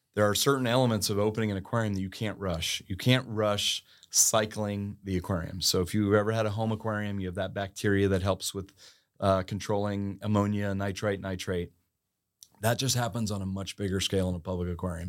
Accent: Annapolis, Maryland, United States; I grew up in Annapolis, Maryland

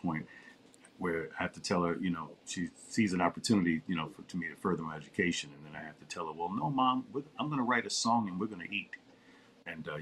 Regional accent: New York, United States; being a New Yorker

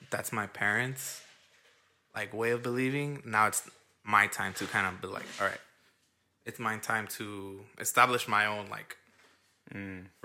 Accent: Los Angeles, California, United States; I live in the border of like almost South Central. Yeah. I mean, I was born and raised in South Central

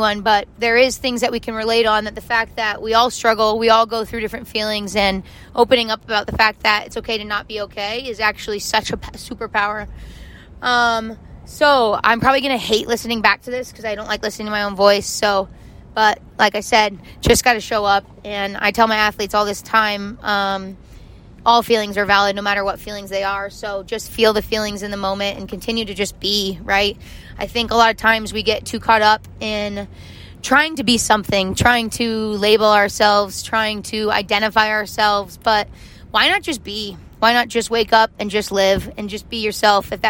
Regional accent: Arizona, United States; I grew up in Arizona.

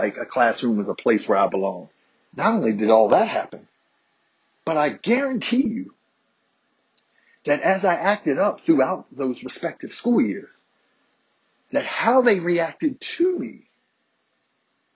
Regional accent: Harrisonburg, Virginia, United States; my black classmates growing up in Harrisonburg, Virginia

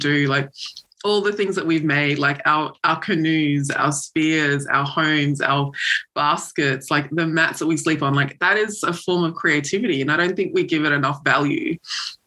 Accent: Australia; as a Pacific person growing up in Australia

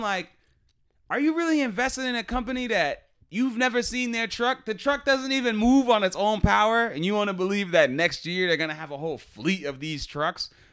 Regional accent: Boston, Massachusetts, United States; We're from Boston

